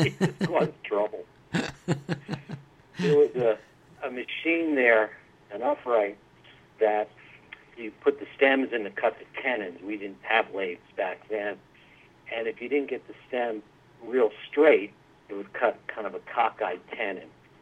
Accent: West Caldwell, New Jersey, United States; I grew up in West Caldwell, went to high school there, and later went to Montclair State College

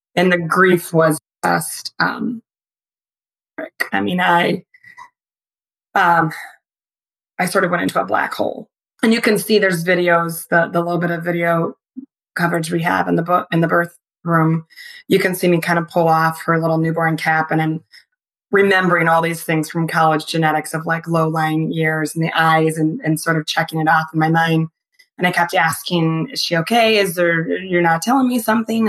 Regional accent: Michigan, United States; I grew up in Michigan

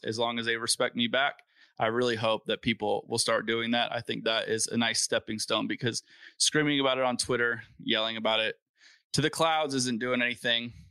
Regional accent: Valencia, California, United States; I grew up in Valencia, which is a pretty nice town

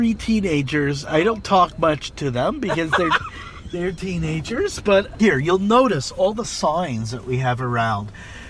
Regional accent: Montreal, Quebec, Canada; accent: Anglophone Quebecer

